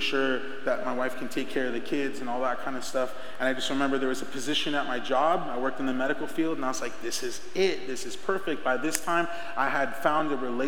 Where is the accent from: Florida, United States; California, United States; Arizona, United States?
Arizona, United States; Rainbow Valley; I grew up in Rainbow Valley, if you know where Rainbow Valley's at, and I went to Estrella Foothills